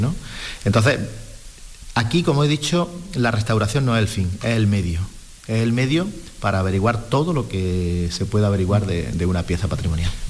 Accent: Córdoba, Andalusia, Spain; now in Seville, Spain; yo soy de Córdoba, entonces eh, no me voy a comparar, pero bueno, soy un Córdoba en Sevilla

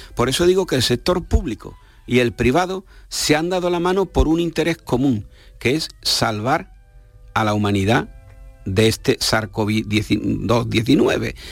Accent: Spain; Somos españoles

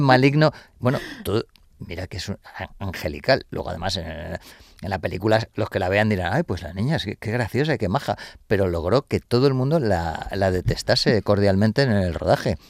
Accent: Madrid, Community of Madrid, Spain; Yo soy de Carabanchel

